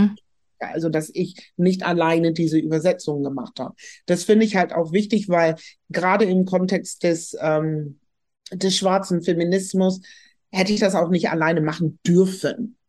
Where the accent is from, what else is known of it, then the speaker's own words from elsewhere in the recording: Germany; uns als Deutsche als Teil der Diaspora zu verstehen